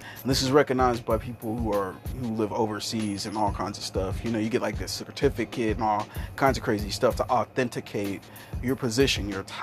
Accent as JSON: {"language": "English", "region": "Kansas", "country": "United States", "said": "I'm a guy from Kansas, and usually when you come from Kansas, you have some sort of tie to Christianity."}